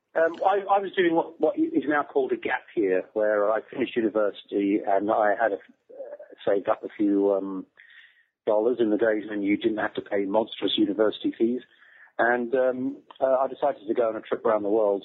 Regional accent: England, United Kingdom; I'm English

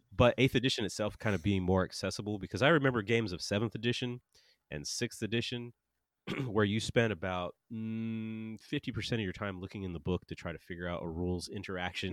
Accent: United States; we're American

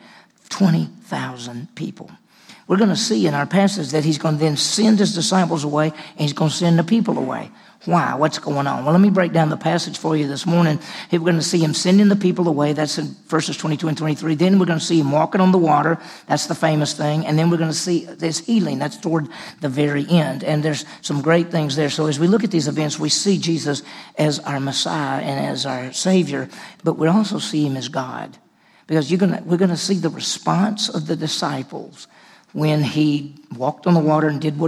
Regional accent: Meridian, Mississippi, United States; moved away as an adult; also born or lived in Vicksburg, Mississippi / Cleveland, Mississippi / Dallas, Texas; I grew up in Mississippi

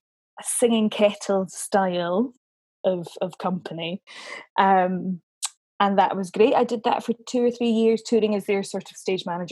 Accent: Dunfermline, Scotland, United Kingdom; I'm from Dunfermline originally, in Fife, sunny Dunfermline

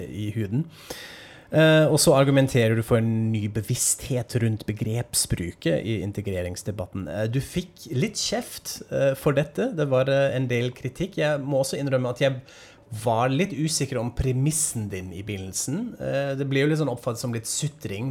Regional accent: Germany; now in Norway

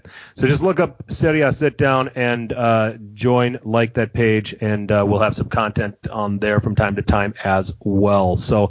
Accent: Wisconsin, United States; I'm from Wisconsin.

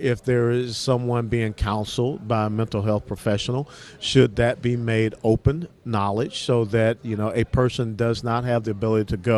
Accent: Georgia, United States; I'm from Georgia.

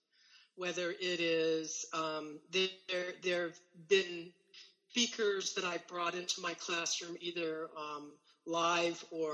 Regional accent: Indiana, United States; I am originally from Indiana. I have very deep roots in Indiana, actually. On both sides of my family, we've been here since the 1830s. So I am a Hoosier, born and bred

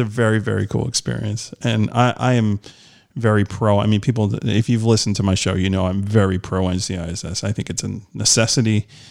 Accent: New York, United States; I'm from New York

